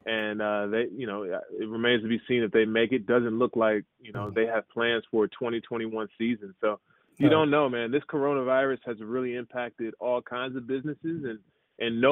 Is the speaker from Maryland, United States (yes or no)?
yes; Maryland, United States; also born or lived in Jerusalem, Israel; We grew up in Maryland